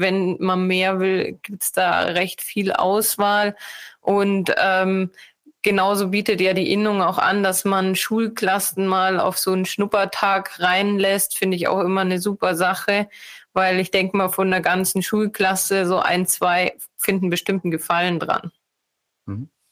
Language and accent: German; Munich area, Bavaria, Germany; bin ich aus dem Münchner Raum